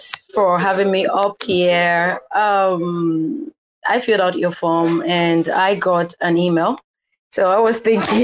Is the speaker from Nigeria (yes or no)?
yes; Nigeria; I am a Nigerian artist.